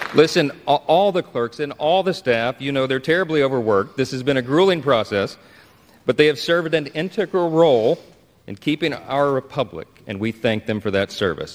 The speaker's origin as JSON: {"language": "English", "town": "Shreveport", "region": "Louisiana", "country": "United States", "tie": "born or raised there", "said": "my hometown of Shreveport, Louisiana, a little town in northwest Louisiana"}